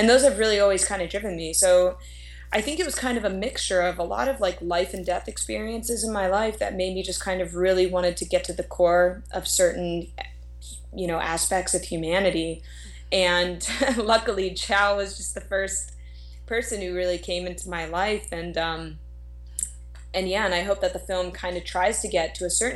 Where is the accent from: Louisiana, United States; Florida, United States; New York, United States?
Florida, United States; Fort Lauderdale; now in Los Angeles, United States; I was born and raised in Fort Lauderdale, Florida